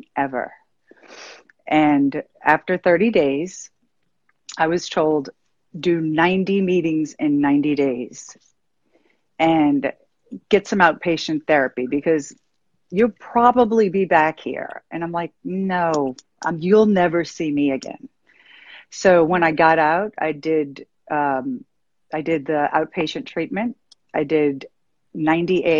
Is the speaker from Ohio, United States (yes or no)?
no; New Orleans, Louisiana, United States; I'm from New Orleans and I grew up in this nuclear family